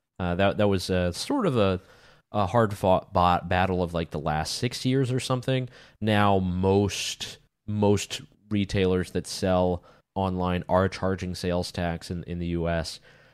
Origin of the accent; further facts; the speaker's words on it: North Carolina, United States; I mean, growing up in North Carolina, I saw the ABC store